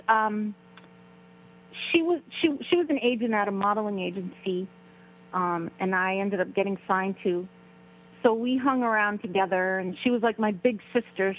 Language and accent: English; New York City, New York, United States; we're both from Brooklyn, New York.